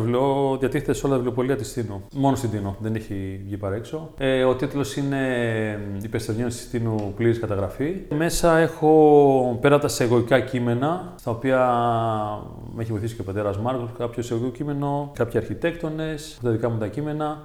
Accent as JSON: {"language": "Greek", "town": "Athens", "region": "Attica", "country": "Greece", "tie": "born or raised there", "moved": "as an adult", "lives_now": "Tinos, Greece", "said": "μεγάλωσα στην Αθήνα, συγκεκριμένα στον Άγιο Δημήτριο"}